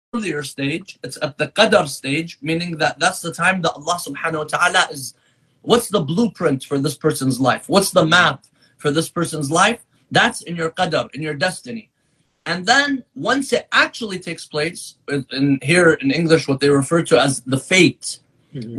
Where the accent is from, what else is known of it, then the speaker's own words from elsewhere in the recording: San Diego, California, United States; also born or lived in Qom, Iran; now in Michigan, United States; I grew up in San Diego, California